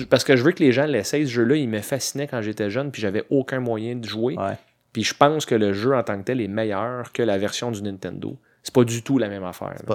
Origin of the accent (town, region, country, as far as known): Quebec, Canada